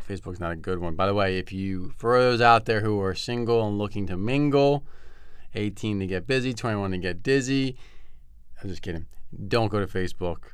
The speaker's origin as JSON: {"language": "English", "area": "Bucks County", "region": "Pennsylvania", "country": "United States", "tie": "born or raised there", "moved": "yes", "lives_now": "Southern California, United States", "said": "grew up in Bucks County area"}